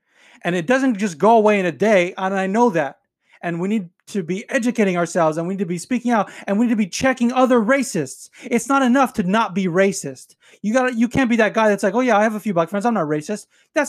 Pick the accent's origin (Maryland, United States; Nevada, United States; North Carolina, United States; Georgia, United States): Nevada, United States; North Las Vegas; And I grew up in North Las Vegas, and if you've been to North Las Vegas, you know it's not the best part of town.